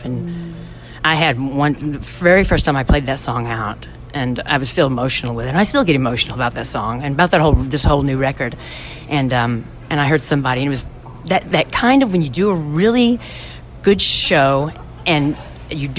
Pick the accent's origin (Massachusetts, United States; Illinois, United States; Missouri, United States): Illinois, United States; Brighton; moved away as an adult; now in Nashville, United States; Brighton, Illinois, originally. It's a very tiny town.